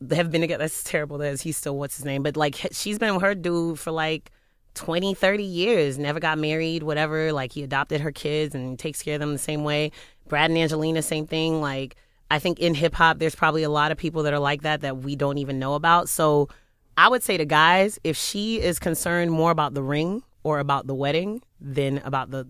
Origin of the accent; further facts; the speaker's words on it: Paris, Île-de-France, France; born there; I was born in Paris.